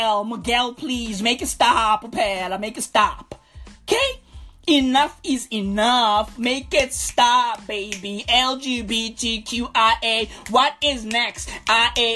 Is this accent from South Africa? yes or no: yes; Katlehong, Gauteng, South Africa; I grew up in Katlehong.